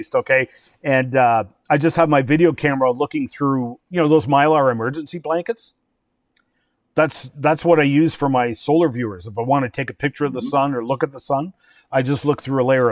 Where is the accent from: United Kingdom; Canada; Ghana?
Canada; Chalk River, Ontario; Chalk River, my hometown